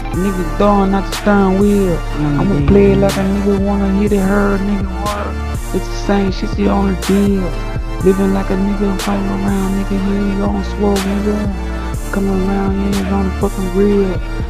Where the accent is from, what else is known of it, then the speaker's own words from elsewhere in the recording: New Orleans, Louisiana, United States; I grew up rugged in New Orleans.